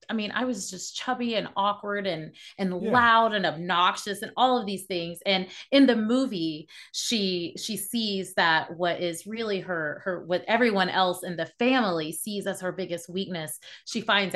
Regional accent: the Bible Belt, United States; There weren't any actors there were no entrepreneurs, like everyone, we're from the Bible Belt.

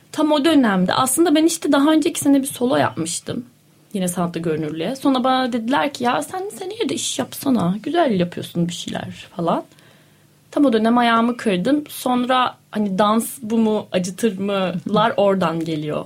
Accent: Denizli, Turkey; moved away; also born or lived in Ankara; Yani ben şimdi Denizliliyim. Denizli'de doğdum, büyüdüm

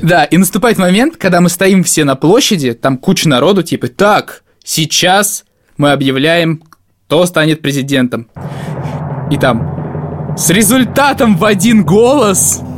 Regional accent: Novomoskovsk, Tula Oblast, Russia; moved away; Когда я приезжаю к себе в родной город Новомосковск

